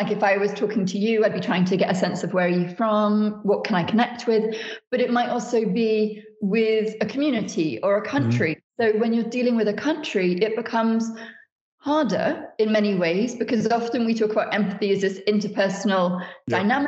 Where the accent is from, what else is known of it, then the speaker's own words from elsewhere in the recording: United Kingdom; so much of my work is from Britain as a Brit